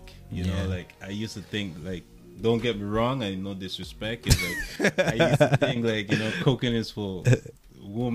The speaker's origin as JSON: {"language": "English", "country": "St. Vincent & Grenadines", "moved": "yes", "lives_now": "Canada", "said": "I came from St. Vincent and the Grenadines. And, I've been in Canada for a while"}